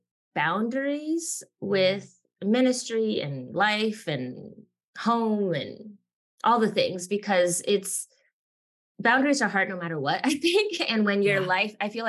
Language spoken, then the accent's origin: English; Miami, Florida, United States; now in South Carolina, United States; I grew up in Miami, which is full of Latinos from every Latin American country